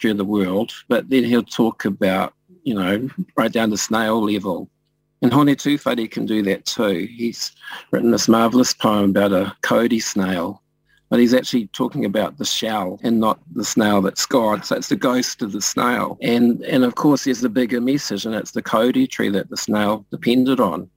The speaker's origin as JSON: {"language": "English", "country": "New Zealand", "said": "being a Māori person in Aotearoa, you know, Aotearoa New Zealand"}